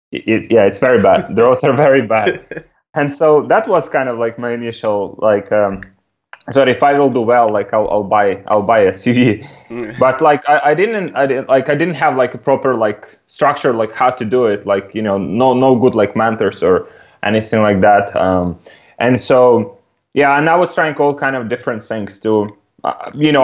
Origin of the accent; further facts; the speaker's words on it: Ukraine; English is a second language; I'm from Ukraine